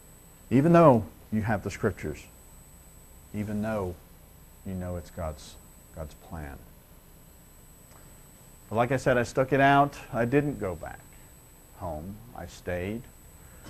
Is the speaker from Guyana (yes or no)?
no; Liverpool, North West England, United Kingdom; I'm from Liverpool